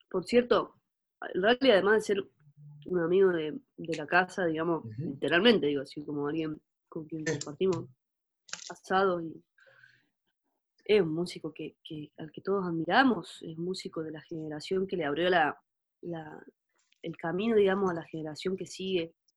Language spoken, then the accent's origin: Spanish; Córdoba, Argentina; also born or lived in Germany; now in Unquillo, Argentina; mi toda mi, mi, escuela, digamos, transcurrió en Córdoba